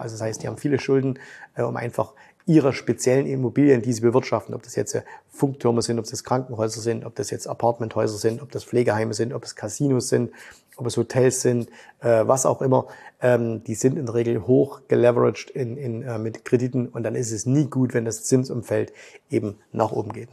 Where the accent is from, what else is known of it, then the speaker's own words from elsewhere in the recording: Germany; Bei uns in Deutschland